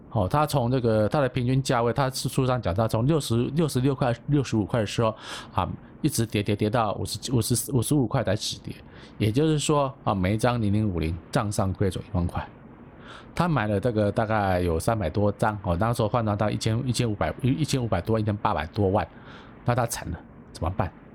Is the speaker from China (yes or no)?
no; Taipei, Taiwan; 我是台湾人，但是我是台北囡仔